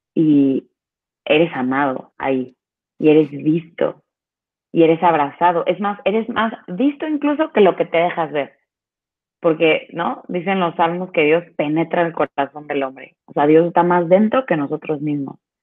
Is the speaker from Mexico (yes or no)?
yes; Veracruz, Mexico; Yo soy de Veracruz